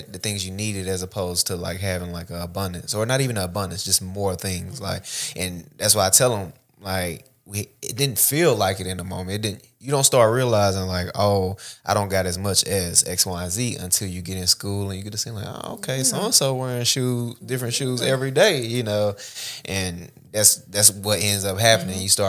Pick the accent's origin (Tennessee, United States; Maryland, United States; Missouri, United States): Tennessee, United States; Oak Hill; Because I'm from Oak Hill, so, you know, that's the country of the country, like, out of city limits of the country.